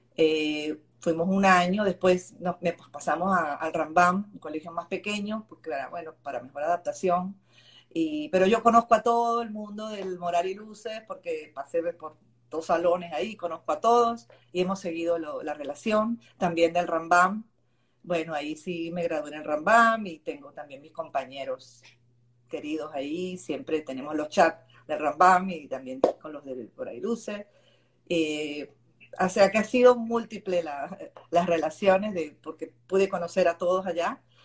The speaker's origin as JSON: {"language": "Spanish", "region": "Buenos Aires", "country": "Argentina", "tie": "born or raised there", "moved": "yes", "lives_now": "Venezuela", "said": "yo nací en Buenos Aires"}